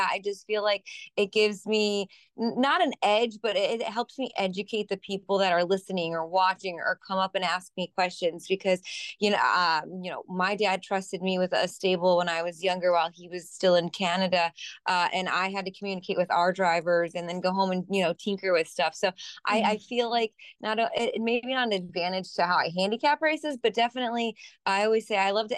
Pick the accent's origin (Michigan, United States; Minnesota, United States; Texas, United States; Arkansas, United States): Michigan, United States; also born or lived in Indiana / Ohio; now in East Coast, United States; I grew up in Michigan, but I lived in Indiana and Ohio